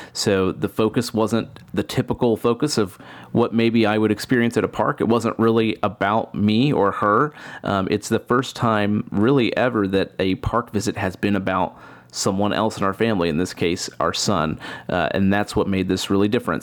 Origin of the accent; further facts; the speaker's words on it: Kansas City, Missouri, United States; I'm from Kansas City.